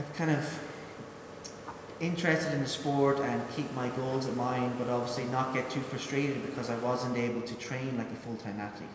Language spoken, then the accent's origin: English; Ireland; moved away as an adult; also born or lived in United Kingdom; I was from Ireland